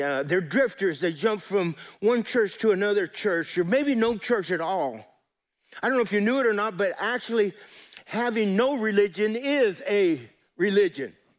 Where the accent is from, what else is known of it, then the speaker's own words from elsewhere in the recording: Colorado, United States; I grew up in Colorado